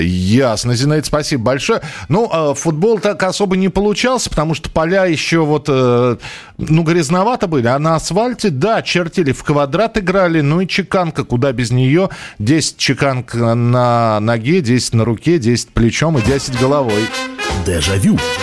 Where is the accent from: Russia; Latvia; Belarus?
Russia; у нас в России